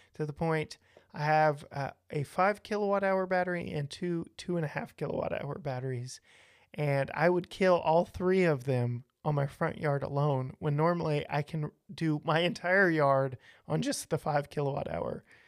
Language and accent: English; Texas, United States; I was born and raised in Texas.